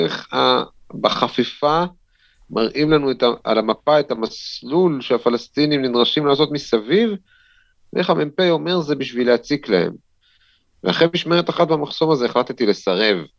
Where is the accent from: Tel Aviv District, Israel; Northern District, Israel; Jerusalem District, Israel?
Jerusalem District, Israel; Jerusalem; נולדתי בעצם בירושלים, בבית וגן, בעוזיאל, אבל מגיל שלוש בערך עברנו לגילו, עד גיל 19